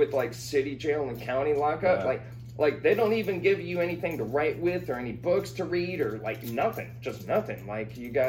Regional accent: Jupiter, Florida, United States; also born or lived in Los Angeles / DeLand / Alpharetta

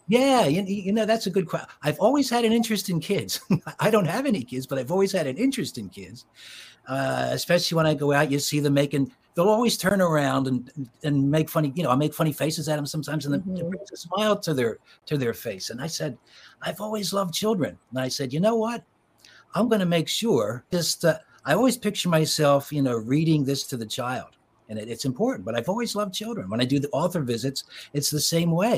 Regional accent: Philadelphia, Pennsylvania, United States; I was born in Philadelphia and grew up in the suburbs of Philly.

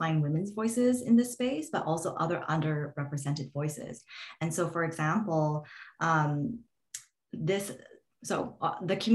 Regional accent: Canada

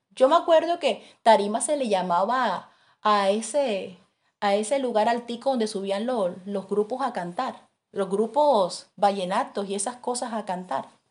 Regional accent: Barranquilla, Atlántico, Colombia; moved away; yo soy de Barranquilla

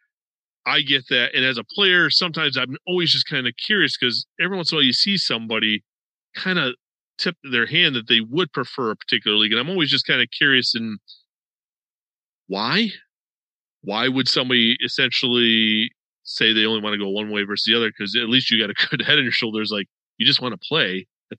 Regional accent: New York, United States; now in Florida, United States; I'm originally from New York

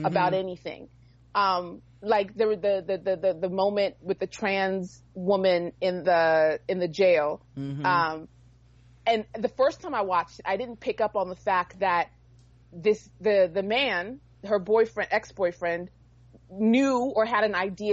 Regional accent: Oklahoma, United States; I was raised in Oklahoma

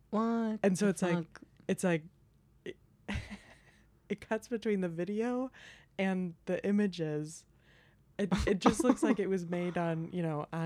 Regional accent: Colorado, United States; moved away as an adult; also born or lived in Tacoma, Washington; now in New York, United States; And we're all also from Colorado.

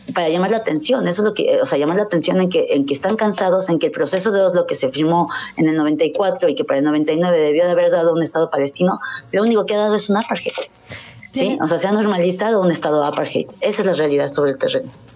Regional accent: Mexico; como mexicanos cristianos, que aunque no practiquemos, pues bueno, nacimos cristianos

